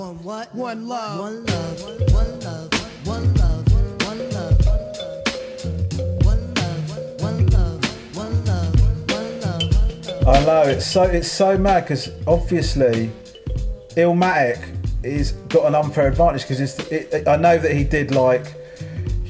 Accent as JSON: {"language": "English", "town": "Crawley", "region": "South East England", "country": "United Kingdom", "tie": "born or raised there", "said": "I grew up in Crawley, and Crawley is not known as one of the UK's major hip hop hubs."}